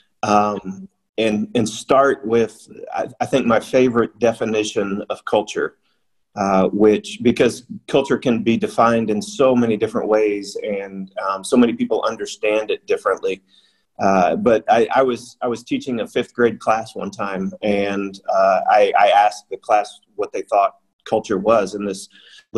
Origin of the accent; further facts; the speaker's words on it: United States; now in China; my home country in the U.S.